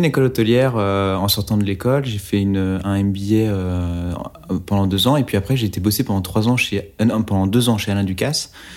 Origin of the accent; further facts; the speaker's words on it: Oyonnax, Auvergne-Rhône-Alpes, France; J'ai grandi à Oyonnax, dans l'Ain